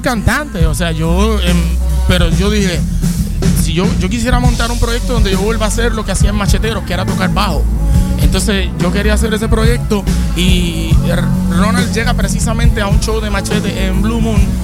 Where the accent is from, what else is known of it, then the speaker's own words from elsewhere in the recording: San Sebastián, Puerto Rico; somos naturales de San Sebastián, del área oeste